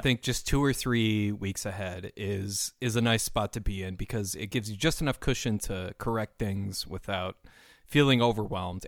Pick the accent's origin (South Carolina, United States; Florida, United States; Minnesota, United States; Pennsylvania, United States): Minnesota, United States; Saint Paul; I am from Saint Paul, Minnesota